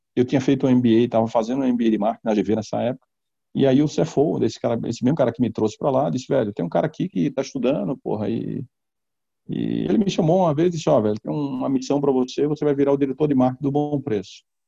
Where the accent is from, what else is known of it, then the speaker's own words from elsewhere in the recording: Pernambuco, Brazil; also born or lived in Walnut Creek, California, United States; E voltei para o Brasil, né, para Pernambuco. Meu pai é pernambucano, minha mãe é pernambucana. Voltei com um ano e meio de idade. E terminei fazendo a minha educação toda primária, porra, minha adolescência toda lá